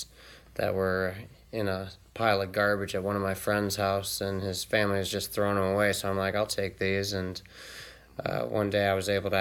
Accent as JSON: {"language": "English", "town": "Rockford", "region": "Illinois", "country": "United States", "moved": "yes", "lives_now": "Salem, United States", "said": "Rockford, Illinois"}